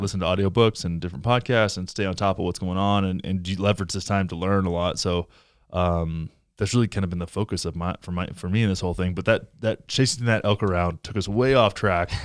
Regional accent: Texas, United States; moved away; I grew up in, I grew up in Texas

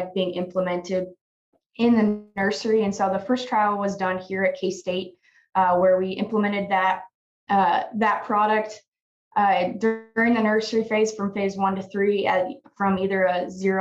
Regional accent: Oakland, Nebraska, United States; moved away as an adult; now in Manhattan, United States; I'm originally from Oakland, Nebraska, but I did my undergrad here at K-State

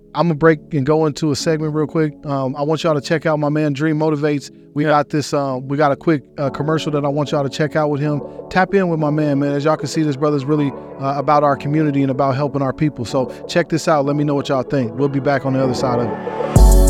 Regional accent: Denver, Colorado, United States; I'm from Denver, Colorado

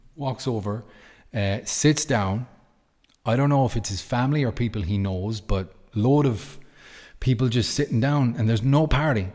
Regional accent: Ireland; I'm Irish.

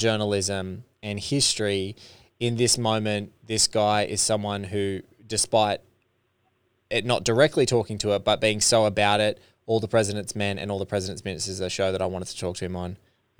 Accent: Australia; you as an LA resident, me as an Australian

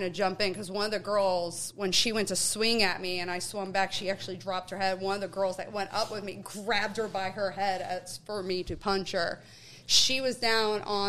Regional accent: past the Scranton area, Northeast Pennsylvania, United States; I'm originally from Northeast PA, like past that Scranton area

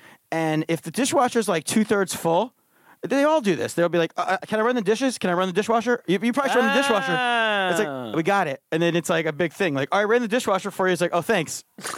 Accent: Allentown, Pennsylvania, United States; moved away; I'm from Allentown, which is not really Philly.

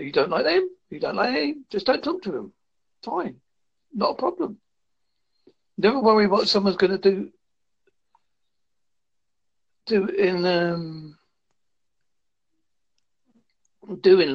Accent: United Kingdom; I'm from the UK.

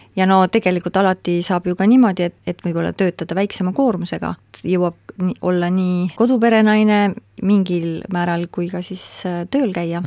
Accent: Pärnu County, Estonia; also born or lived in Tartu; kolisime Pärnumaale Suiku, minu isa vanemate koju ja seal me siis elasime, kuni mina sain kaheksa-aastaseks, siis kolisime edasi Pärnusse

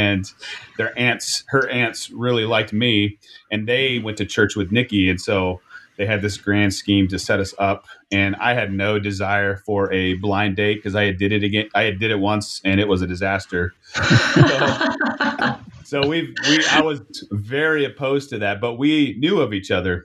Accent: Niles, Michigan, United States; I'm from Niles, Michigan

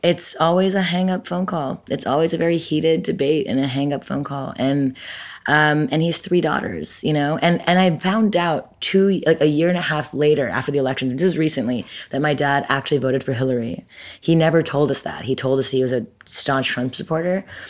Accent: Montreal, Quebec, Canada; moved away as an adult; now in Brooklyn, United States; I'm Canadian. I'm from Montreal, born and raised. I moved to America when I was eighteen

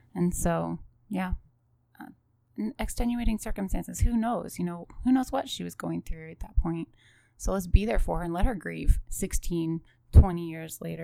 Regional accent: Western Pennsylvania, United States; I come from Western Pennsylvania, so there's lots of farm animals

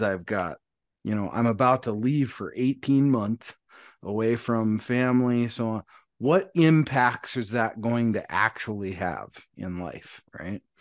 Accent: Montana, United States; moved away; all the way from Montana, my home state

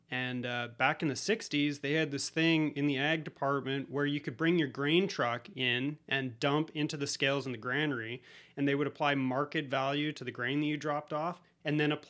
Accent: Colombia; You know, I'm from Colombia, let's do it.

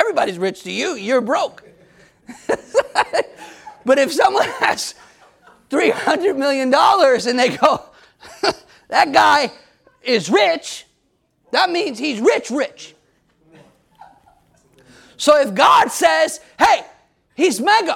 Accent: United States; as American people

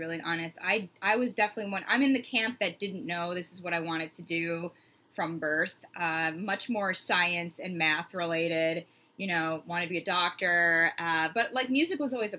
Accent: Chicago, Illinois, United States; moved away as an adult; also born or lived in Vienna; it's where I grew up in Chicago, a suburb of Chicago

